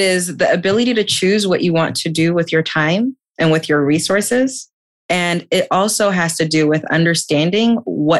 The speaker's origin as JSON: {"language": "English", "town": "New York City", "region": "New York", "country": "United States", "tie": "born or raised there", "said": "I was born and raised in Queens, New York to immigrant parents"}